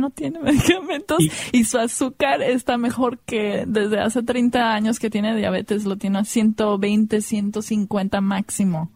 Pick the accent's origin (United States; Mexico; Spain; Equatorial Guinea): United States; nací en los Estados Unidos, pero mi mamá es mexicana de Sinaloa y mi papá es de Irán